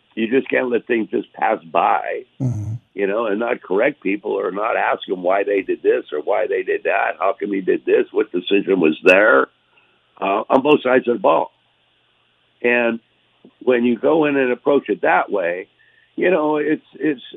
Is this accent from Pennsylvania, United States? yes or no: yes; Erie, Pennsylvania, United States; moved away as an adult; also born or lived in Florida; Those were the teams in in the area that I uh, grew up from that were the you know were the favorites of all the people in Erie